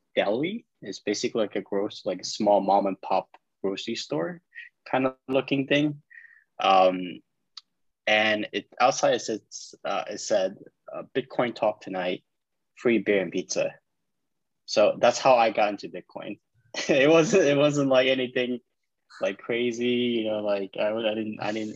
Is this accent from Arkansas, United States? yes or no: no; New York, United States; also born or lived in China; I was born in China, but I immigrated to New York when I was 10